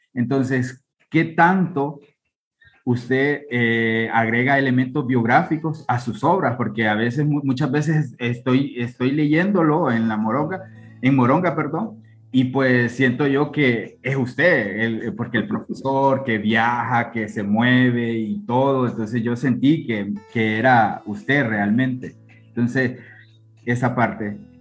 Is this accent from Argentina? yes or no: no; Honduras; yo soy de Honduras